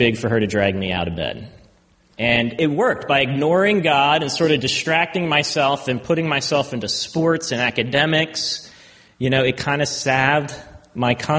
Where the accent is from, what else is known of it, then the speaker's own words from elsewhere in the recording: Baltimore, Maryland, United States; I grew up in Baltimore, so I am a Ravens fan